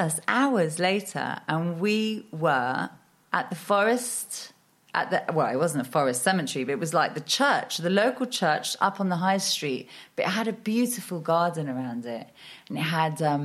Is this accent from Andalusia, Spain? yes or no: yes; Marbella, Andalusia, Spain; moved away as an adult; also born or lived in United Kingdom / London; I am half Danish, half Norwegian, born in Spain. So I've literally grown up on the coast my whole life, which is a rare thing, people being born in Marbella